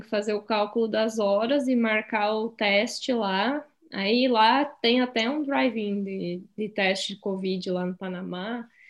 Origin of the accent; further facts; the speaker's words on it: Rio Grande do Sul, Brazil; moved away; eu sou do Rio Grande do Sul, eu sou gaúcha